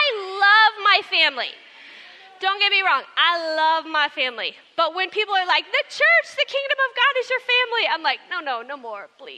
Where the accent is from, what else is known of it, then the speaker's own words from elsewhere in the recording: Texas, United States; moved away; I am from Texas